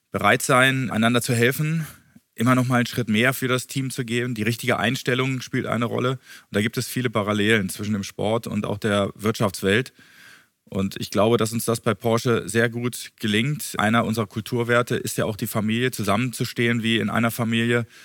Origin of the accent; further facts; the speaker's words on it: Bosnia & Herzegovina; also born or lived in Frankfurt, Germany; Ich war geboren in Bosnien. Das war damals Jugoslawien. Und als ich zwei Jahre alt war, ging der Krieg los. Und meine Eltern sind nach Deutschland ausgewandert. Und wir waren dort zehn Jahre lang in Frankfurt